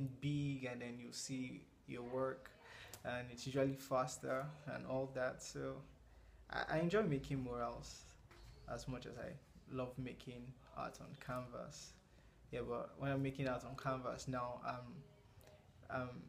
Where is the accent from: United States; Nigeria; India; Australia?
Nigeria; I'm a Nigerian visual artist